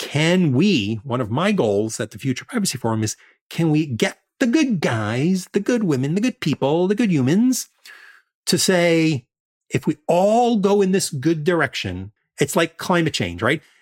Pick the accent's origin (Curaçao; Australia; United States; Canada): United States; New York City, New York; in Coney Island, Brighton Beach uh, area where I grew up